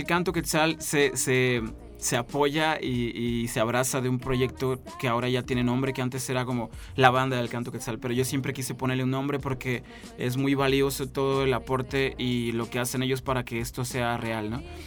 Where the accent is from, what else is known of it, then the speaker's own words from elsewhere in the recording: San Luis Potosí, Mexico; Yo soy un potosino que hace música independiente en el estado